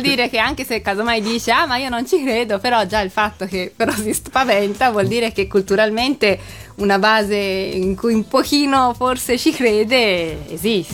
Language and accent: Italian; Florence, Tuscany, Italy; also born or lived in Japan; io sono una giapponese che però è cresciuta a Firenze